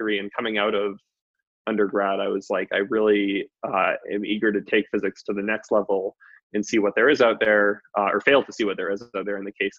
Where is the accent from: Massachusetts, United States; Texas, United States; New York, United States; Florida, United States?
Massachusetts, United States; moved away as an adult; also born or lived in Maine; now in Boulder, United States; I'm from Massachusetts, which was also I grew up in a very liberal setting.